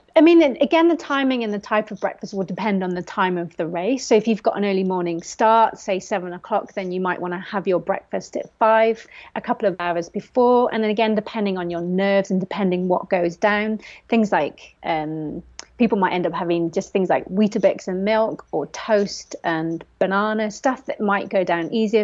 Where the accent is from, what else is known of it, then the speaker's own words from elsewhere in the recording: Forest of Dean, South West England, United Kingdom; I grew up in the Forest of Dean, so had trails on the back door